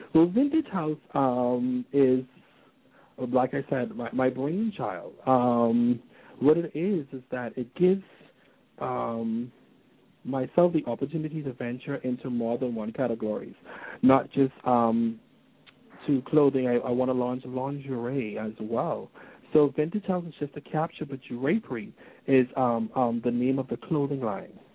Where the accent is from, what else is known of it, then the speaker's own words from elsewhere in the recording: Nassau, New Providence, Bahamas; here in my hometown, Nassau